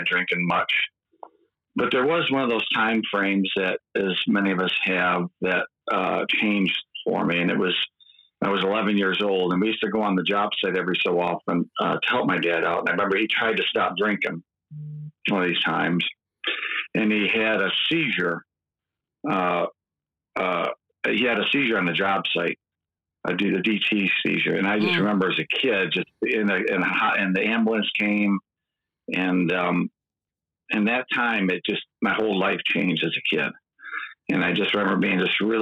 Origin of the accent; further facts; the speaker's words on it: east side of Michigan, United States; accent: Midwestern; also born or lived in Muskegon; now in West Michigan, United States; Grew up on the east side of Michigan